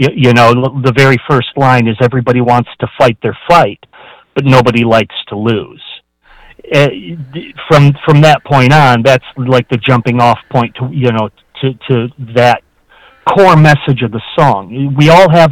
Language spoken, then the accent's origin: English; Flint, Michigan, United States; I grew up in Flint, and Flint had a very unique kind